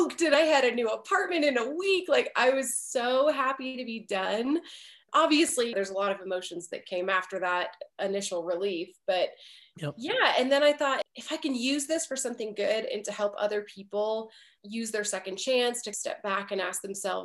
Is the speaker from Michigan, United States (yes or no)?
yes; Michigan, United States; moved away as an adult; also born or lived in Nashville / Los Angeles; I'm originally from Michigan